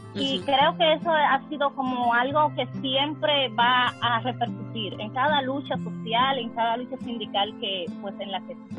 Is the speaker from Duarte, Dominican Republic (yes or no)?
no; Distrito Nacional, Dominican Republic; also born or lived in Santo Domingo (capital); de República Dominicana, específicamente de un sector de una de las provincias de Santo Domingo